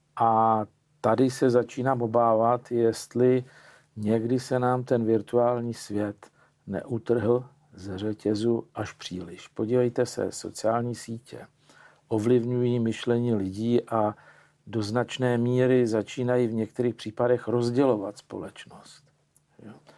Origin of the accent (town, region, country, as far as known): Czechia